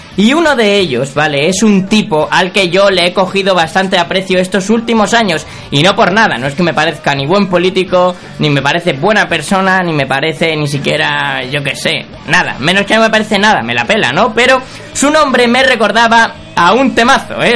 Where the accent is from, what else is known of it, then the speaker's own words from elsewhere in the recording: Catalonia, Spain; soy catalán y pobre